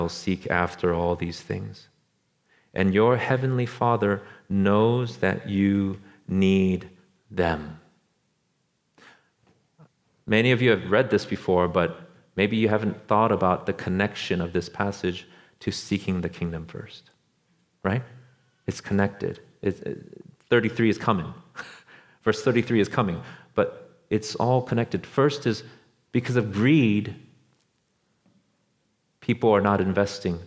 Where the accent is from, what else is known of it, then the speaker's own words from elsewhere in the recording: Orange County, Los Angeles, California, United States; moved away as an adult; also born or lived in Beijing, China; where we're from, like Orange County, Los Angeles